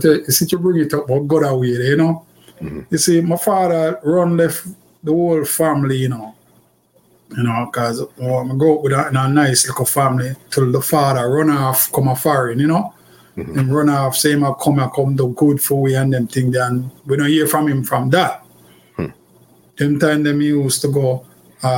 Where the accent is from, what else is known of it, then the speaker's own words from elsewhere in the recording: Kingston, Jamaica; I grew up in Kingston. I'm from actually Kingston